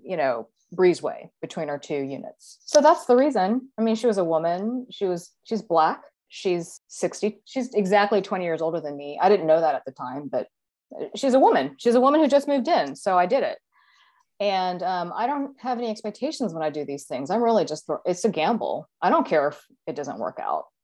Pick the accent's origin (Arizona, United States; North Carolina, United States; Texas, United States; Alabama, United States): Texas, United States; moved away as an adult; now in Seattle, United States; I grew up in Texas and I lived in Texas for a while in my twenties